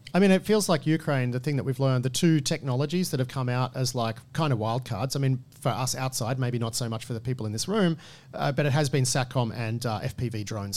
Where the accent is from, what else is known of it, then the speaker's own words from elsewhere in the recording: Australia; as an Australian